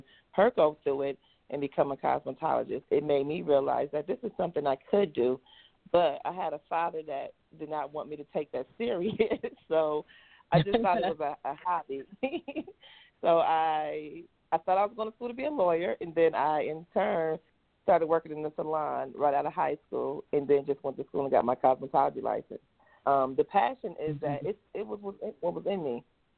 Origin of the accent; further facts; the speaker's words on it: Rochester, New York, United States; moved away as an adult; now in Atlanta, United States; I'm from Rochester, New York. So that's where I'm from, and I now reside in Atlanta, Georgia